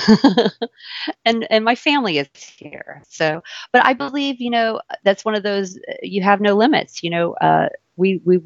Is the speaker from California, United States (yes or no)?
no; Louisiana, United States; accent: southern; also born or lived in New York; I grew up here in Louisiana